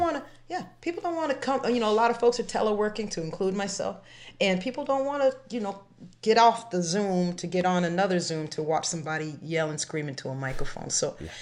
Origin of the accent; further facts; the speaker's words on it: Framingham, Massachusetts, United States; I'm not from Boston, I'm from Framingham